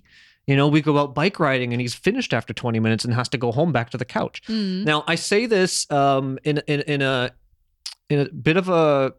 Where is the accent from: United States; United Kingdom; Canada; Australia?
Canada; Toronto, Ontario; I grew up in Toronto when I was a kid, and I had a couple neighbors that were just belugas.